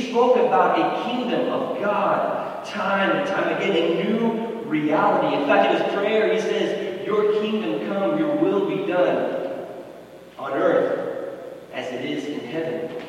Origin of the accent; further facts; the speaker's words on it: United States; proud to be from this country, and so much good has come from being an American.